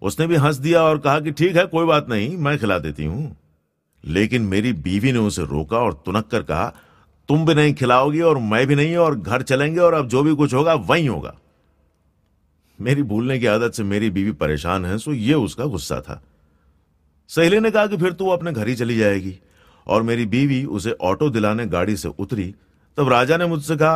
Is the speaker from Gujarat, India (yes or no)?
yes; Gujarat, India; first language Gujarati; Hindi is a second language; और गुजराती में यानी मेरी भाषा में जाने वाले के लिए भी आखिरी शब्द होता है